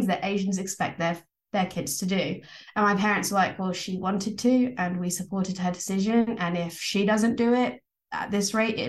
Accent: Essex, East of England, United Kingdom; I grew up in Essex

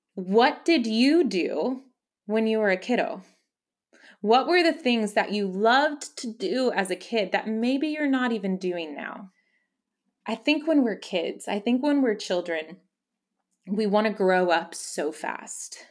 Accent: McAllen, Texas, United States; I grew up in the Valley. I grew up in McAllen

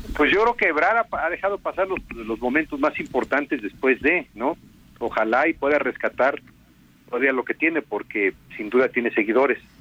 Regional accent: Chilpancingo, Guerrero, Mexico; moved away as an adult; now in Mexico City, Mexico; vivo en la Ciudad de México. Eh, voy frecuentemente a mi estado. Tú sabes, soy de Chilpancingo

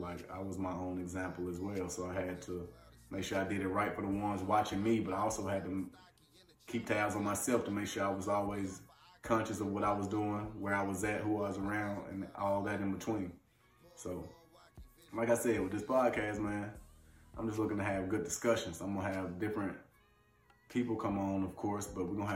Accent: Leeds, Alabama, United States; moved away as an adult; also born or lived in Birmingham, Alabama / Nebraska; now in Ottawa, Canada; Small town Leeds, Alabama, if you want to be politically correct, where in football I excelled. I was an All-American coming out of high school

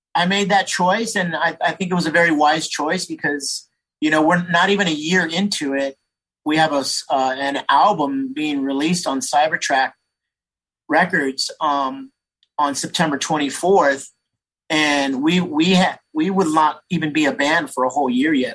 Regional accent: San Jose, California, United States; I grew up in San Jose.

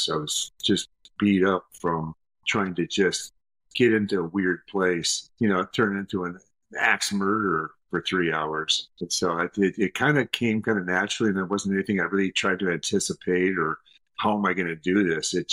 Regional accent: Minneapolis, Minnesota, United States; also born or lived in Iowa / St. Louis / Connecticut / Deerfield, Illinois; I grew up in Minneapolis.

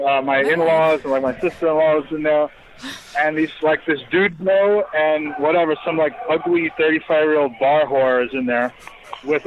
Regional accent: New York, United States; I was from New York

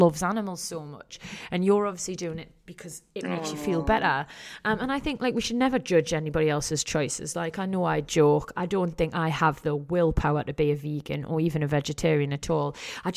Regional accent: Newcastle upon Tyne, North East England, United Kingdom; I'm 110% Geordie, mate

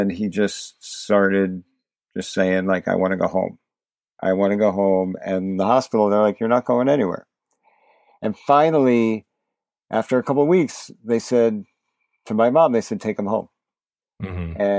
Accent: New Jersey, United States; also born or lived in New York; now in New York City, United States; I'm a New Yorker. Was born in New York. Grew up in New Jersey

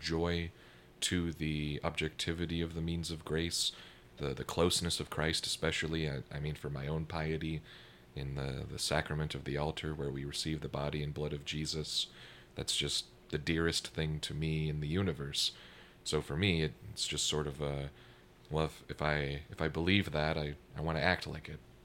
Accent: Minneapolis–Saint Paul, Minnesota, United States; moved away; I come from the Twin Cities back in Minnesota.

